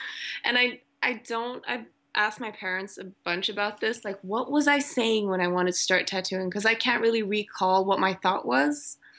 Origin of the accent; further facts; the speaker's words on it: Malaysia; also born or lived in Germany; now in Sweden; I went to really good schools growing up in Malaysia and Germany, private schools. And then I came to Sweden